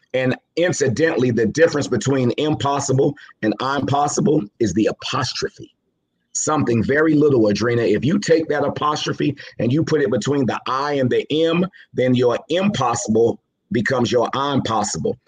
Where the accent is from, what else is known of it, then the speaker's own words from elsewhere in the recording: New York City, New York, United States; also born or lived in Savannah, Georgia; raised in Jamaica, Queens, New York